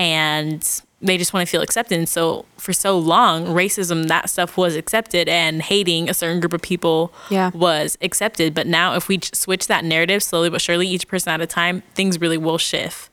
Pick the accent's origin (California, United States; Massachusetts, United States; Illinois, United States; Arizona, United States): Arizona, United States; Phoenix; I'm from Phoenix, Arizona